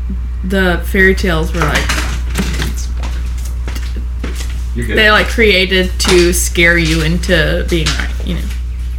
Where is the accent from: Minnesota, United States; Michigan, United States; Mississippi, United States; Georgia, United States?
Georgia, United States; I grew up here in a multicultural family